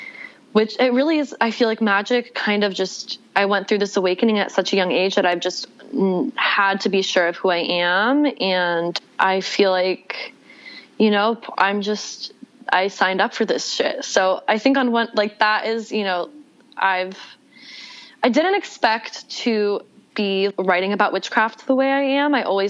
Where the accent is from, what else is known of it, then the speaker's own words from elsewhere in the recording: the South, United States; My background, I grew up in the South. My dad's a rabbi. My mom is from the Jewish community in Mexico City. I'm a twin, like grew up in the Bible Belt as the rabbi's daughter